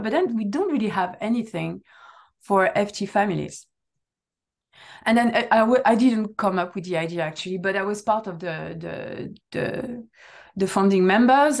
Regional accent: south of France, France; first language French; English is a second language; moved away as an adult; also born or lived in United Kingdom; now in Netherlands; I'm coming from a sunny place

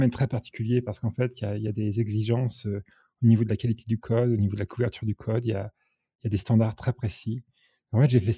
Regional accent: Normandy, France; moi j'ai commencé en France, je suis originaire de Normandie

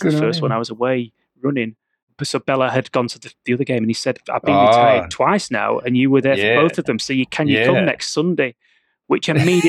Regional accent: the Midlands, England, United Kingdom; moved away; I grew up in the Midlands

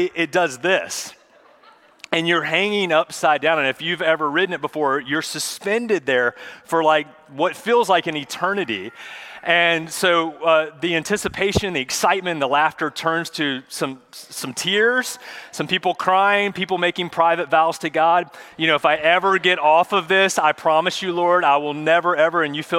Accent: Charlotte, North Carolina, United States; When I was a kid, I grew up in Charlotte

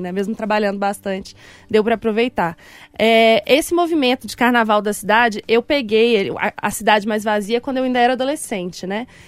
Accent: Belo Horizonte, Minas Gerais, Brazil; eu sou daqui de BH, nasci na região da Pampulha, sempre morei na mesma casa ali com os meus pais

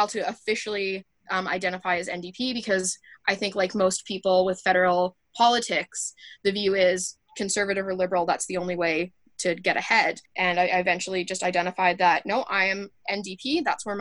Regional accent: Medicine Hat, Alberta, Canada; also born or lived in Wales; growing up in Medicine Hat, where the presumption is conservative until proven otherwise

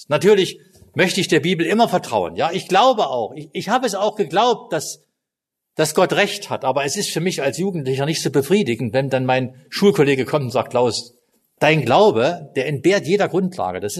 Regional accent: East Germany, Germany; also ich bin im Osten groß geworden, also in Ostdeutschland, nicht in Kasachstan.

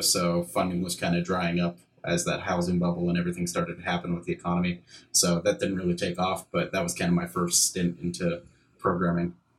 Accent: Pittsburgh, Pennsylvania, United States; I'm from Pittsburgh, PA

